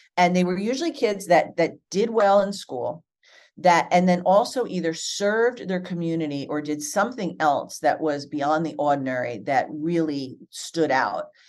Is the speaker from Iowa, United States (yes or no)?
no; New Jersey, United States; I grew up in New Jersey